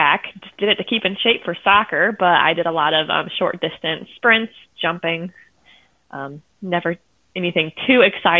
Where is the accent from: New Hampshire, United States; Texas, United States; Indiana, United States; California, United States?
Indiana, United States; Columbia City; moved away as an adult; also born or lived in Dayton, Ohio; now in Findlay, United States; I have always been in the Midwest, so I was born in Columbia City, Indiana, and I went to school in Dayton, Ohio, and I spent 4 years after school there, and now I reside in Findlay, so Indiana and Ohio have always been home.